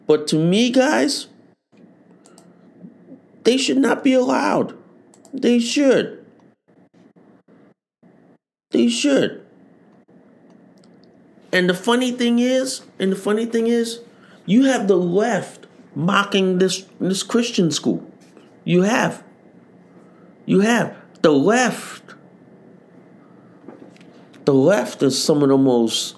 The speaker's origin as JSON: {"language": "English", "country": "United States", "said": "I'm an American"}